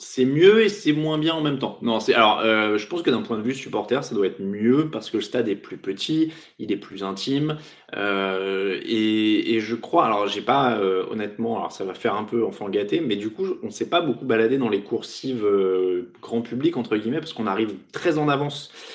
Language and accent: French; France; nous sommes des Français raffinés